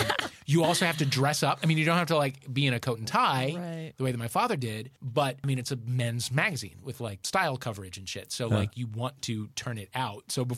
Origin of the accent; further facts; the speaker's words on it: St. Louis, Missouri, United States; we grew up in St. Louis.